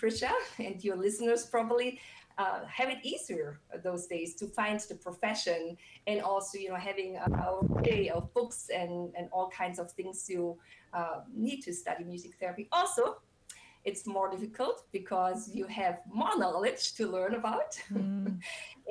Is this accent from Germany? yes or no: yes; Germany; moved away; I grew up in Germany